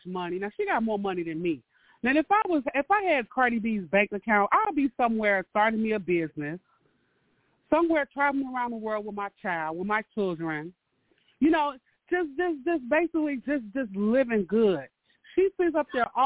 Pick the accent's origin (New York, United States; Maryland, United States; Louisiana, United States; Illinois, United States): Illinois, United States; Chicago; I'm from Chicago